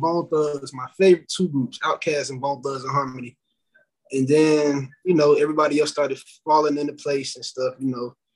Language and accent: English; Tallahassee, Florida, United States; I'm from Tallahassee